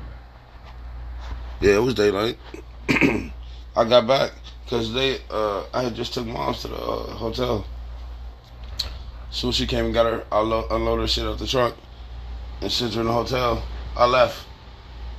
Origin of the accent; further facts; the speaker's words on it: California, United States; I'm from Cali